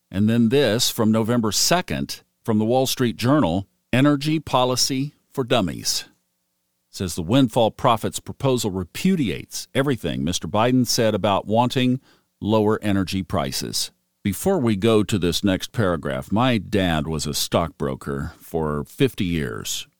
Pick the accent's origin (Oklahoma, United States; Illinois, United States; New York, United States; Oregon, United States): Oklahoma, United States; now in Smoky Mountains, United States; growing up in Oklahoma and having a grandfather who was in the energy arena